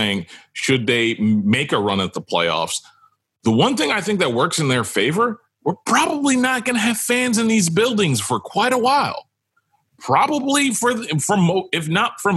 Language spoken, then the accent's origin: English; New York, United States; I'm from New York